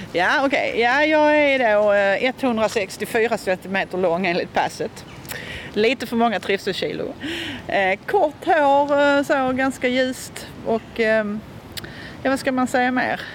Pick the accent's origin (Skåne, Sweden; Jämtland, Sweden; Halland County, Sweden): Skåne, Sweden; Malmö; de första sju åren så växte jag upp på Edvard Lindahlsgatan